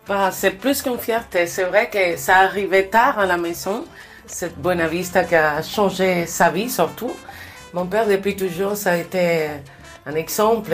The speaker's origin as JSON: {"language": "French", "region": "Pinar del Río", "country": "Cuba", "tie": "born or raised there", "moved": "yes", "said": "Pinar del Rio, c'est là où je suis né, c'est la terre du cigare."}